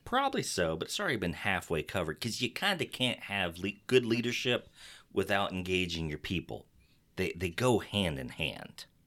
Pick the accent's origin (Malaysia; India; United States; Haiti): United States; Texas; accent: Texas; my Texas accent